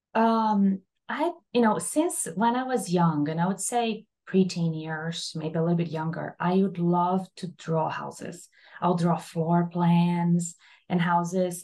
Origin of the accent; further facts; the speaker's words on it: Brazil; moved away as an adult; also born or lived in Columbus, Ohio; now in Miami, United States; I'm from Brazil originally, by the way. I did my undergrad in Brazil.